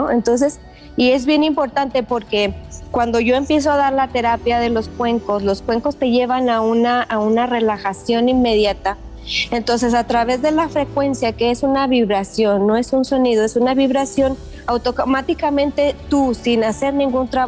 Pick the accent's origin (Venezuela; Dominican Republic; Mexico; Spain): Mexico; now in Las Vegas, United States; porque yo me vengo a Las Vegas de México y y no había en realidad muchos lugares